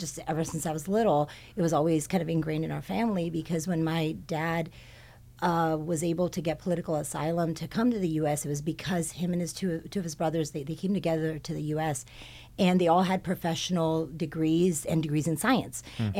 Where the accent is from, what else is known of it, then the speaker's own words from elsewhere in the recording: Hawthorne, California, United States; born there; Okay, so I was born in the South Bay. When I was born, my family lived in Hawthorne.